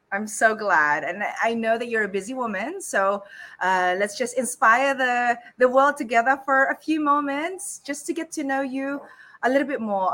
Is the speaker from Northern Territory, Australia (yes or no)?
no; Sydney, New South Wales, Australia; now in Philippines; I grew up in Sydney